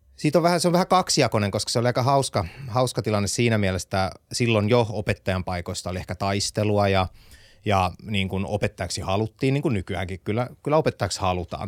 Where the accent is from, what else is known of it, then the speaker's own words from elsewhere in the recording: Vaasa, Ostrobothnia, Finland; ollaan samasta kaupungista lähtöisin, minä ja Visma, tai siis minä ja Starsoft